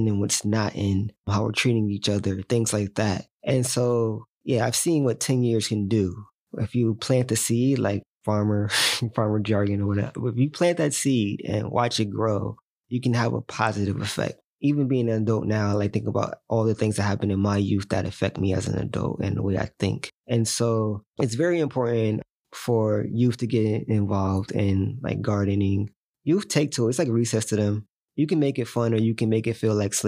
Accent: New Haven, Connecticut, United States; born and raised in New Haven

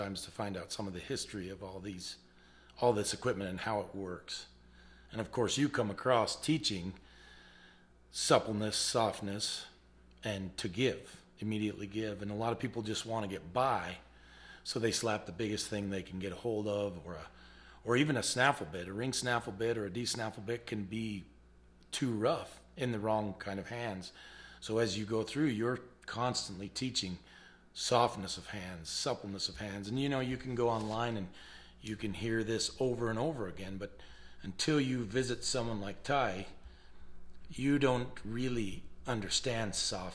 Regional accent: Mount Pleasant, Utah, United States; also born or lived in Alberton, Montana / Missoula, Montana / Superior, Montana / Spring City, Utah; Born and raised in Mount Pleasant, Utah

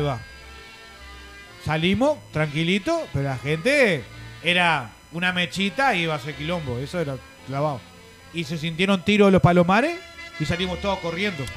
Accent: Montevideo, Uruguay; now in United States; Yo vivía en el Parque Posada

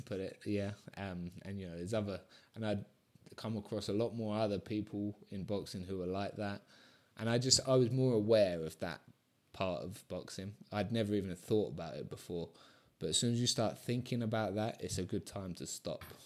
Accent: Brighton, South East England, United Kingdom; moved away as an adult; also born or lived in London; now in Mallorca, Spain; Brighton, uh, my hometown

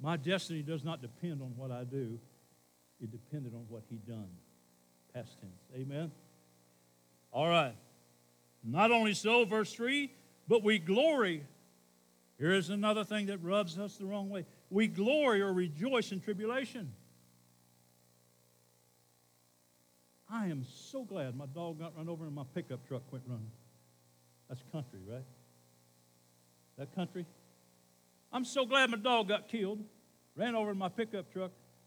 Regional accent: Camden, United States; I'm from Camden.

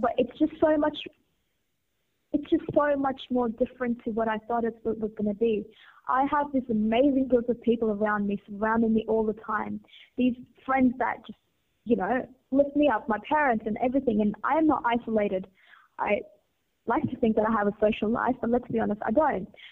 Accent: India; growing up in India

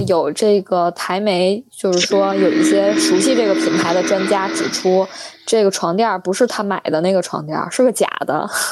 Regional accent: Beijing, China; 我们北京人

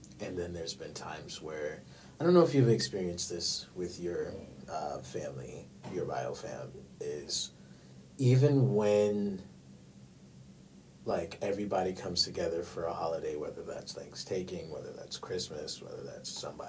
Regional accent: New York, United States; They live in New York. I'm from New York, by the way, y'all. What's up, East Coast?

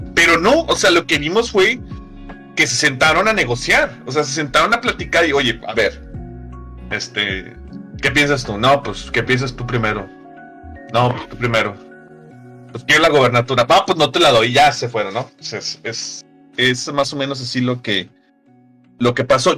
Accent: Nuevo León, Mexico; nuevo leonés

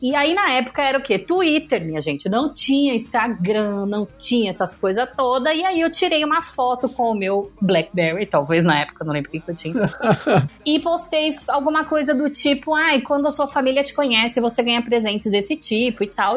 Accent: São Paulo, Brazil; eu morava no Brooklyn a vida inteira

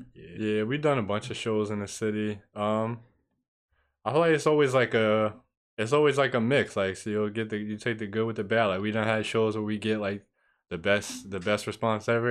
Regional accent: Peekskill, New York, United States; growing up in Peacefield

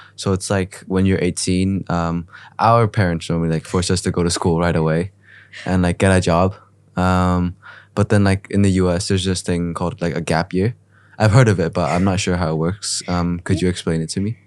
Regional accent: Ho Chi Minh City, Vietnam; I was born in Saigon

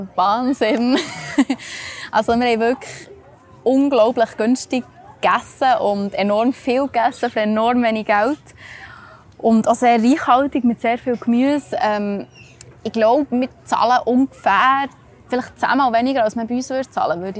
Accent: Switzerland; bei uns in der Schweiz

